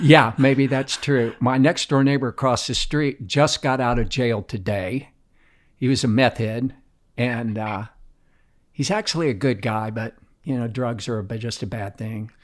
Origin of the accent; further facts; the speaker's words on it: Tampa, Florida, United States; I grew up in Tampa, everybody was from the north